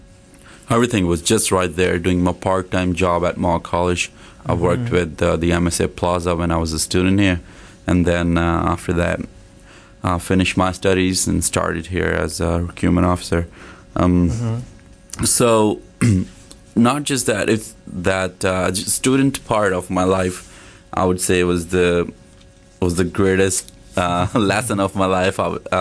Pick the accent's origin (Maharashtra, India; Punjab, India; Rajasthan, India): Punjab, India; Jalandhar; English is a second language; moved away as an adult; now in Hamilton, Canada; I started my degree in Bachelor's of Business Administration in DAV College, Jalandhar. That's my hometown.